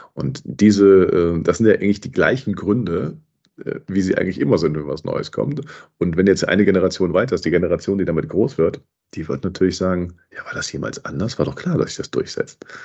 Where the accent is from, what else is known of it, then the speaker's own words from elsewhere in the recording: Cologne, North Rhine-Westphalia, Germany; ich bin Kölner